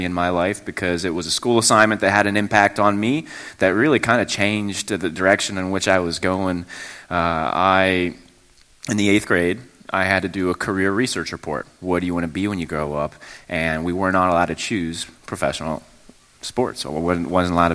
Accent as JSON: {"language": "English", "area": "Mon Valley", "region": "Pennsylvania", "country": "United States", "tie": "born or raised there", "said": "I grew up in the Mon Valley. I went to Bell Vernon area school, high school"}